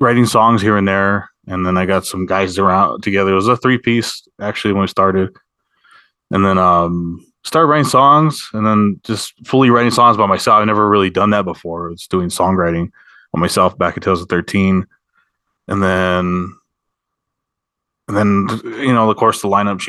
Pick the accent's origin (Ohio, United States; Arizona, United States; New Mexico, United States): New Mexico, United States; Sandia Pueblo; I'm from Sandia Pueblo, so we always kind of, it's right near, it's at the outskirts of Albuquerque